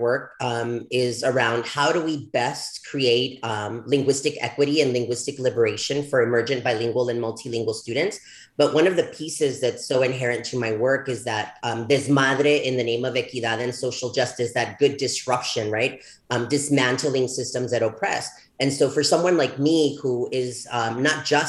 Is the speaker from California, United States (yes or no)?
no; El Paso, Texas, United States; also born or lived in Ciudad Juarez, Chihuahua, Mexico; I returned back to El Paso, Texas, because as you know, I'm from El Paso, Texas, Ciudad Juarez, Chihuahua